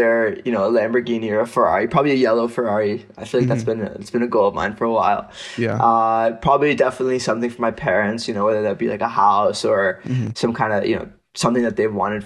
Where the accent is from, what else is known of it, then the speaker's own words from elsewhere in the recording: Seattle, Washington, United States; moved away as an adult; also born or lived in India; now in New York, United States; Grew up in the Seattle area. Stayed there for the majority of my life, although I was born in India. So I moved to Seattle when I was around 4 years old